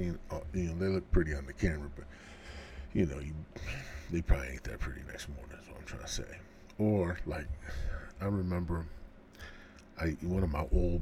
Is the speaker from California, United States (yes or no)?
no; Central Illinois, United States; Born and raised in Central Illinois.